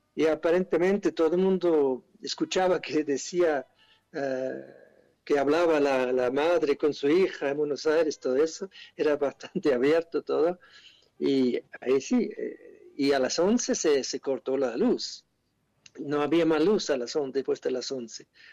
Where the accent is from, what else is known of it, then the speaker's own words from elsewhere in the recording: Switzerland; Spanish is a second language; moved away as an adult; now in Argentina; yo soy de Suiza, quizá por eso suena un poco raro